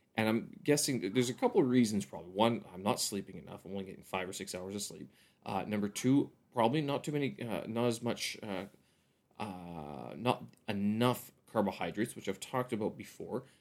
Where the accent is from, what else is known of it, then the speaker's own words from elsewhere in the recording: Canada; now in Beijing, China; I'm a Canadian expat here in Beijing, China